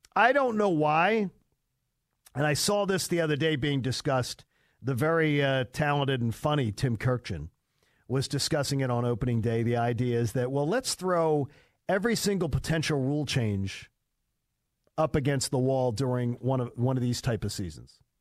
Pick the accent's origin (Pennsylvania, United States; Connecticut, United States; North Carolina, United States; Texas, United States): Pennsylvania, United States; Delaware County; I'm from Delaware County, which is exactly where Upper Darby is